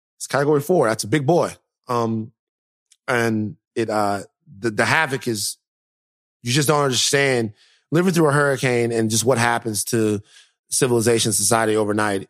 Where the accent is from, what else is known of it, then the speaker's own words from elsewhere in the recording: Louisiana, United States; moved away; I'm from Louisiana